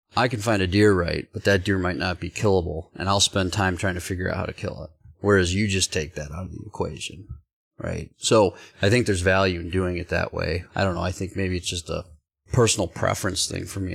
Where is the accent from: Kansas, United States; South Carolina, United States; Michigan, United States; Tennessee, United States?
Michigan, United States; Growing up in Michigan swamps, like, we didn't really hunt a lot of ag